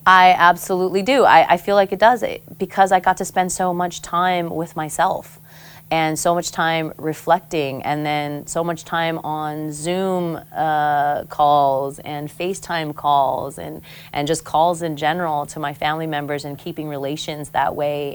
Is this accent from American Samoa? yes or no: yes; Pago Pago, American Samoa; moved away; also born or lived in Guam; growing up in Samoa